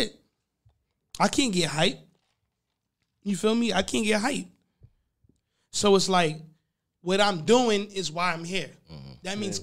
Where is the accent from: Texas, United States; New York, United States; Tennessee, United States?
New York, United States; Long Island; I'm also from Long Island. From Long Island